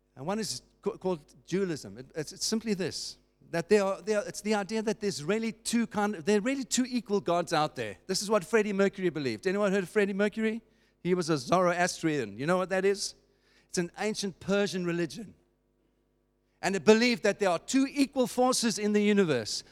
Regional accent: South Africa; as a South African

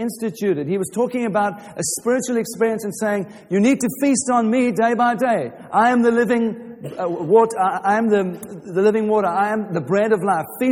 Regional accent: Watford, East of England, United Kingdom; I'm from Watford

